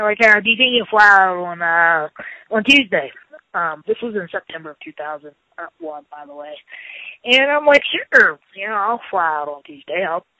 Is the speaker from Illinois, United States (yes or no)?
no; Charleston, West Virginia, United States; Yes, I've been here pretty much all my life.